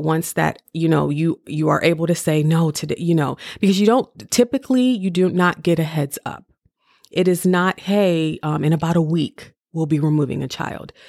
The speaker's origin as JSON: {"language": "English", "town": "Cleveland", "region": "Ohio", "country": "United States", "moved": "as an adult", "lives_now": "Maryland, United States", "said": "I'm from Cleveland, Ohio"}